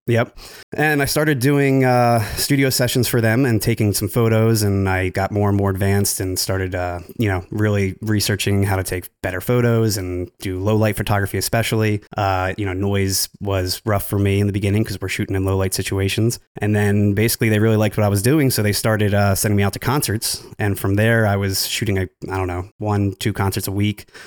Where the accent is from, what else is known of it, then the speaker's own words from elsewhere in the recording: New Jersey, United States; I'm actually from New Jersey. I work in Philly with Jared